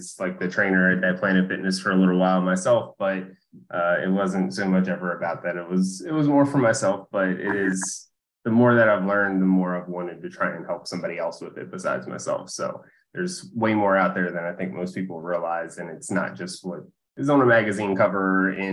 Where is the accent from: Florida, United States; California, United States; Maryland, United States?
Maryland, United States; Essex; also born or lived in Dundalk, Maryland; So I've grown up here in Baltimore and lived here pretty much my whole life. I grew up in Essex. I live in Dundalk now